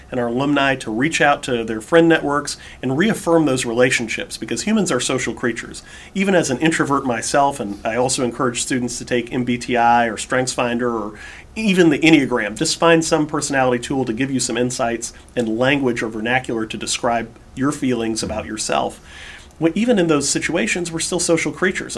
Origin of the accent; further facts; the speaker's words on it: Houston, Texas, United States; I grew up in Houston